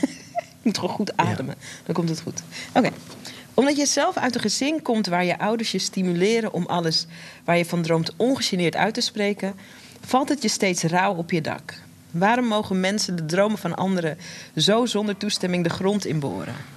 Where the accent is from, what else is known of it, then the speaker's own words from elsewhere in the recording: Netherlands; wij zijn hier geboren in Nederland, mijn broertje en ik